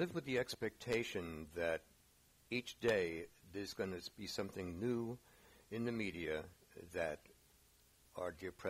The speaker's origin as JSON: {"language": "English", "town": "New York City", "region": "New York", "country": "United States", "tie": "born or raised there", "also_born_or_lived": "San Francisco Bay Area", "moved": "yes", "said": "I grew up in the Bronx."}